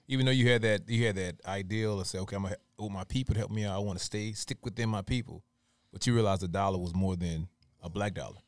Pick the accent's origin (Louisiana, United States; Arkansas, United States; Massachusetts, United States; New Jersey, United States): Louisiana, United States; moved away; I'm from, originally from Louisiana